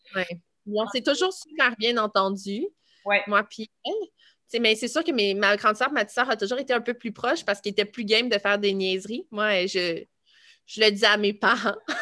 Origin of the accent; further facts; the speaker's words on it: Boisbriand, Quebec, Canada; also born or lived in Laval / Saint-Jérôme / Blainville; je suis née à Laval, mais on a toujours habité à Boisbriand